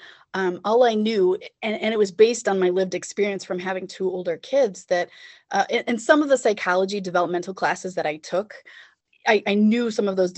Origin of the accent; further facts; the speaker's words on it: Attica, New York, United States; I grew up in Attica, New York